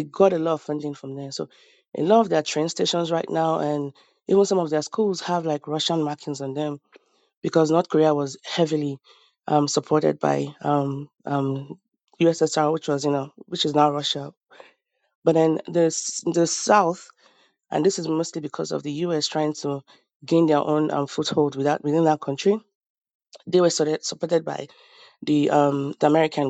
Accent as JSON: {"language": "English", "country": "Nigeria", "moved": "yes", "lives_now": "United States", "said": "I'm from Nigeria"}